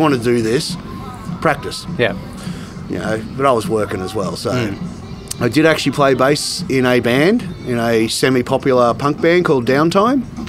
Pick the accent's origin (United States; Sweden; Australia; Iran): Australia; Goulburn, New South Wales; moved away as an adult; also born or lived in Sydney; now in Canberra, Australia; growing up in Goulburn